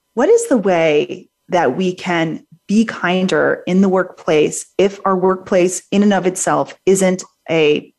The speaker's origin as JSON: {"language": "English", "town": "New Orleans", "region": "Louisiana", "country": "United States", "said": "I'm from New Orleans."}